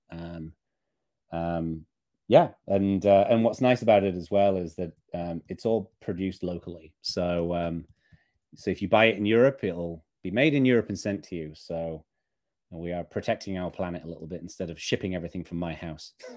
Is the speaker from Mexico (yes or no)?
no; Northern England, United Kingdom; as a kid growing up in Northern England, I lived in a pretty rural part of the U K